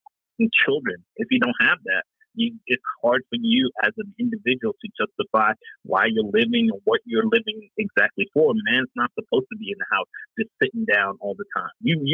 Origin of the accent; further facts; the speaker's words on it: Vancouver, British Columbia, Canada; moved away as an adult; When I moved here from Vancouver, British Columbia, Canada, back in like 2000